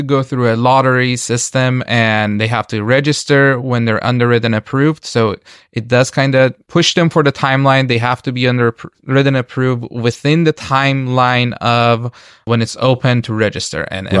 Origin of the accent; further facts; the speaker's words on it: Iran; now in United States; I am an immigrant. We moved here from Iran.